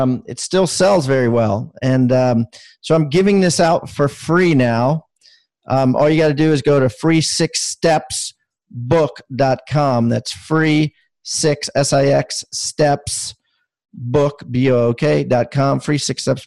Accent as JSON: {"language": "English", "region": "Maryland", "country": "United States", "tie": "born or raised there", "moved": "as an adult", "lives_now": "South Carolina, United States", "said": "I was born in Maryland and spent 50 years there"}